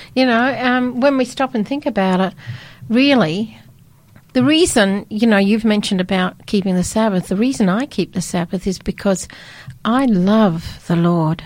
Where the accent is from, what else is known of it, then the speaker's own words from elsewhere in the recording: Scotland, United Kingdom; I was born in Scotland